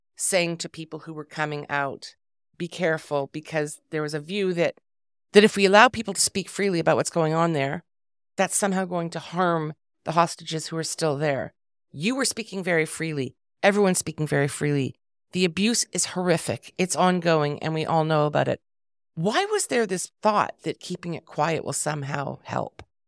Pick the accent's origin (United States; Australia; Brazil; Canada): Canada; I'm Canadian